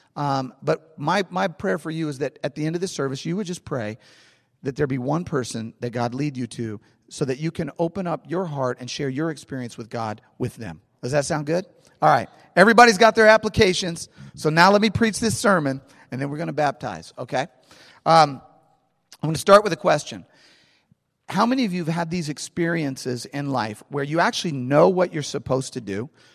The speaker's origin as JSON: {"language": "English", "town": "St. Louis", "region": "Missouri", "country": "United States", "tie": "born or raised there", "said": "I am from St. Louis. I love St. Louis. I'm a St. Louis guy. I grew up in St. Louis."}